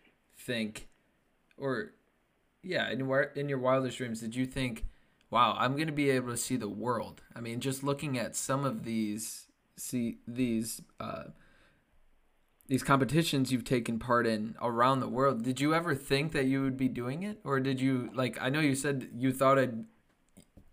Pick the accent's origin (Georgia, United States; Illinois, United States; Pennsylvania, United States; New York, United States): Illinois, United States; Chicago; moved away; I'm originally from the Chicagoland area